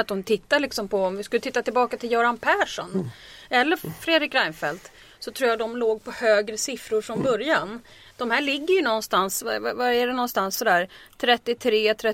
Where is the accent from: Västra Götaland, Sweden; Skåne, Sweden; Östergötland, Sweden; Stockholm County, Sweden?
Stockholm County, Sweden; Stockholm; Och jag är från Vasastan.